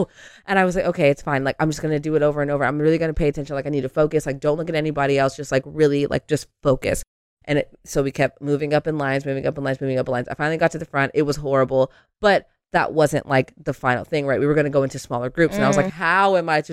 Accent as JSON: {"language": "English", "town": "San Diego", "region": "California", "country": "United States", "said": "I come from San Diego where like, yeah, the girls are doing the thing, but it's not New York"}